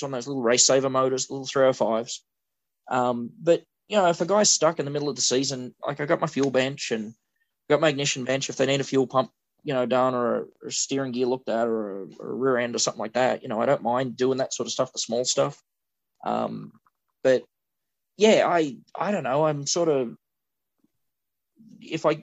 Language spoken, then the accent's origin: English; New South Wales, Australia; I grew up in New South Wales